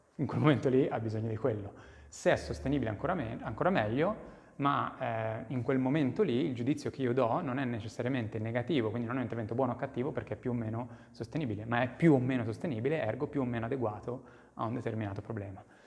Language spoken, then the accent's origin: Italian; Monzano, Italy; moved away; nel, nel, nel, mio paese